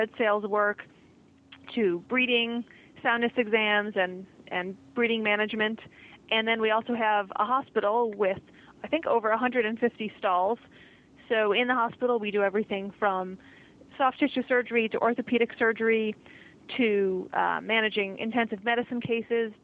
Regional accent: Western New York, United States; moved away as an adult; now in Lexington, United States; I'm originally from Western New York

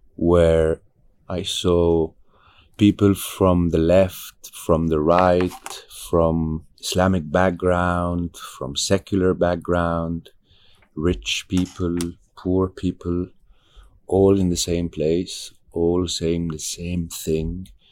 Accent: Egypt; I'm from Egypt

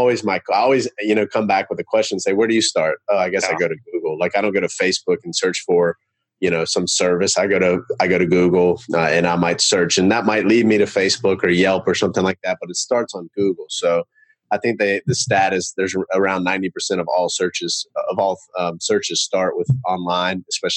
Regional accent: Charlotte, North Carolina, United States; I'm from Charlotte, North Carolina

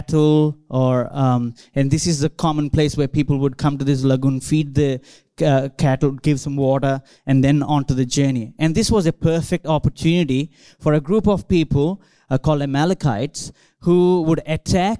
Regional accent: India; now in Australia; I grew up in India, growing up in churches, growing up in a church campus

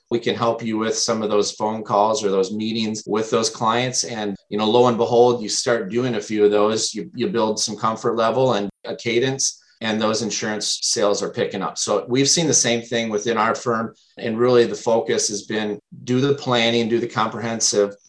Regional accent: Minnesota, United States; also born or lived in Wisconsin; I am from the Midwest, born and raised in Minnesota

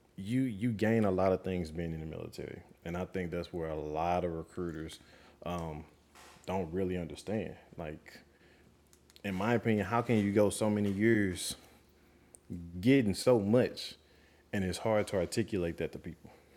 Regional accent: St. Louis, Missouri, United States; moved away; I'm originally from St. Louis, Missouri, um, from the Show Me State

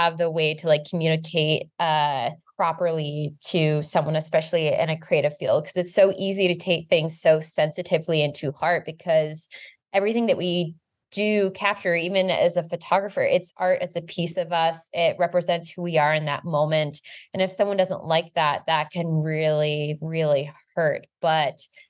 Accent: United States; the way that we grew up in the United States

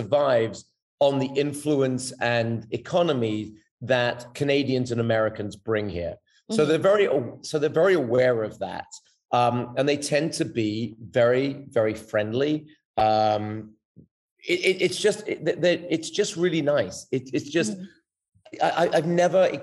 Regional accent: England, United Kingdom; also born or lived in Israel / Los Angeles, United States; now in San Jose del Cabo, Mexico; when I was growing up in England, so I was sort of under the auspices of my parents

